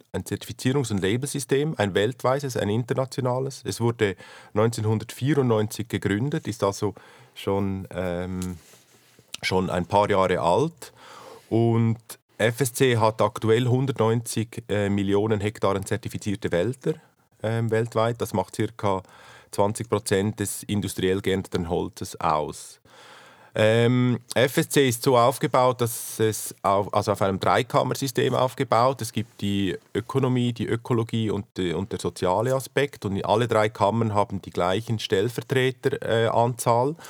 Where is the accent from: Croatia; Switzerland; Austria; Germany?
Switzerland; Graubünden; Ich bin im Kanton Graubünden aufgewachsen und äh, habe eine Lehre gemacht als Schreiner in Samaden im Oberengadin